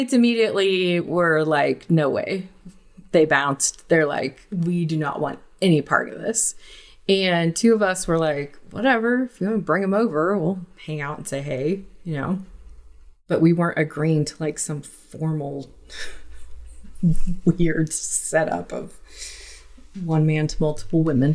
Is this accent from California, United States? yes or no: yes; Huntington Beach, California, United States; moved away as an adult; also born or lived in Utah; I grew up in Huntington Beach, California.